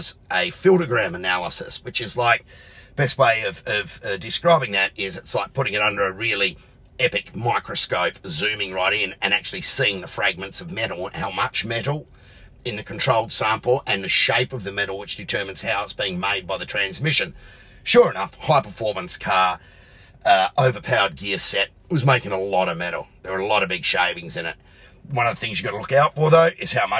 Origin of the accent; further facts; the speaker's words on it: Adelaide, South Australia, Australia; my hometown of Adelaide